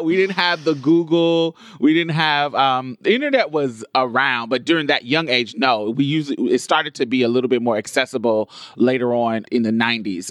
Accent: Indianapolis, Indiana, United States; now in Houston, United States; we grew up in Indianapolis, and when I moved to Houston, she moved with me

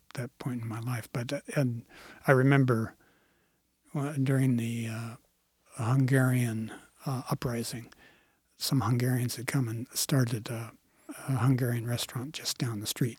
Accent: Clackamas County, Oregon, United States; I grew up in Clackamas County

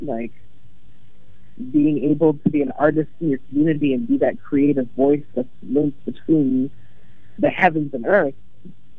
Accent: LA in the Bay Area, California, United States; now in Portland, United States; I grew up in LA in the Bay Area

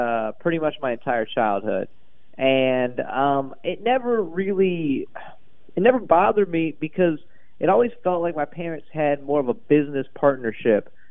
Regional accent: Atlanta area, Georgia, United States; I grew up in a pretty good suburb. Atlanta is very diverse

